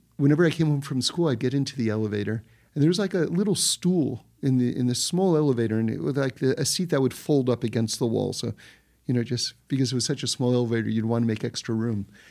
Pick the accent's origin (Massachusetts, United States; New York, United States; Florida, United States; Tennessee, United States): New York, United States; New York City; when I was growing up in New York City